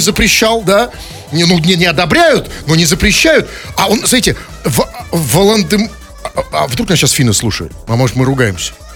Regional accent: Saint Petersburg, Russia; мы петербуржцы живем

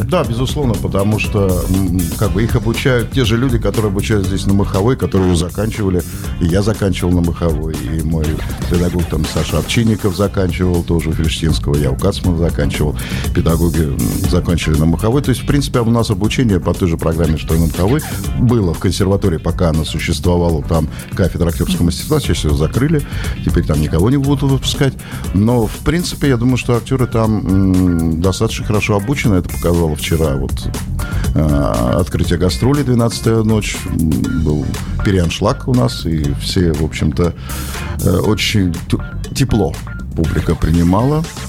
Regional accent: Saint Petersburg, Russia; moved away as an adult; also born or lived in Karelia; now in Petrozavodsk, Russia; Я же из Петербурга, у меня здесь много друзей

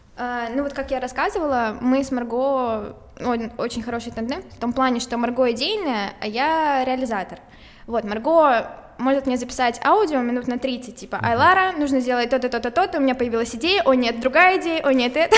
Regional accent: Moscow, Russia; also born or lived in Saint Petersburg; я москвичка, но уезжала в Питер э, в середине девятого класса, и вот в одиннадцатом классе вернулась в Москву.

